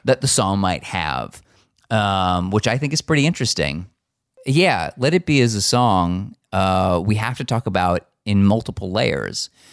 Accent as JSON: {"language": "English", "country": "United States", "tie": "born or raised there", "said": "I grew up in America"}